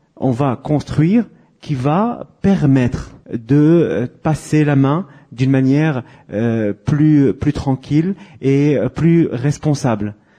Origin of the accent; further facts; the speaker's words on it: France; chez nous en France